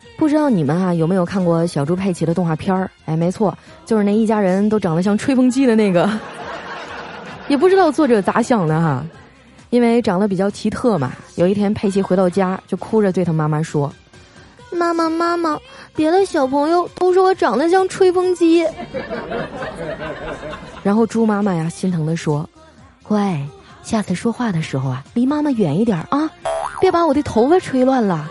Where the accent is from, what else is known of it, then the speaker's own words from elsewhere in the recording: Northeast China, China; 我们东北人的饭桌上啊，是一定要有猪肉炖粉条的